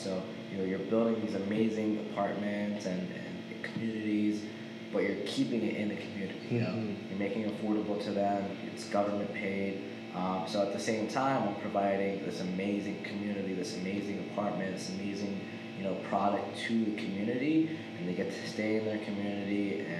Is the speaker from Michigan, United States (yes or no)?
no; Baltimore, Maryland, United States; I'm originally from Baltimore, like I told you.